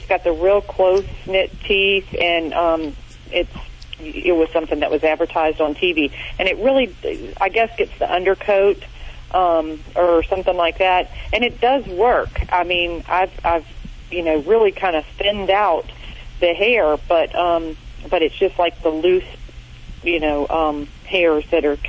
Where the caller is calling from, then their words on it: North Carolina, United States; North Carolina.